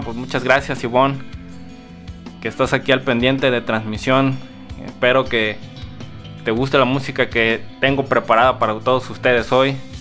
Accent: Guadalajara, Jalisco, Mexico; que soy tapatío

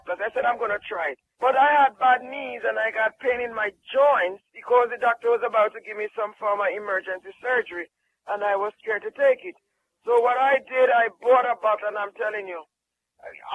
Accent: Jamaica; I'm from Jamaica.

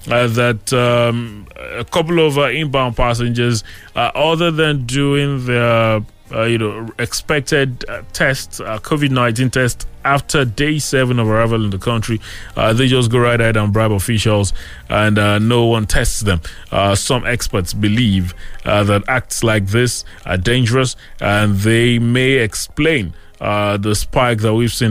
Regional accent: Nigeria; But as a Nigerian, uh, you can begin

